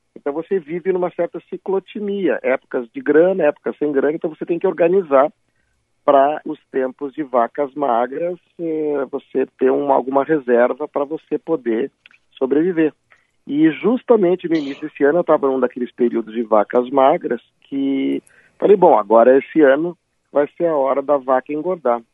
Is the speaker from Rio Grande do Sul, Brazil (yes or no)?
yes; Porto Alegre, Rio Grande do Sul, Brazil; moved away as an adult; also born or lived in São Paulo; now in Rio de Janeiro, Brazil; eu já moro mais tempo no Rio de Janeiro do que os primeiros 25 anos da minha vida que eu morei em Porto Alegre